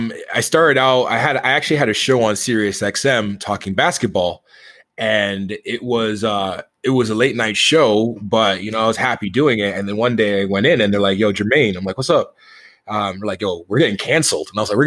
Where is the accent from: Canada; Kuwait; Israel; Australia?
Canada; Toronto, Ontario; I grew up in Toronto, and you know, I didn't grow up in the best of neighborhoods for a good portion of my life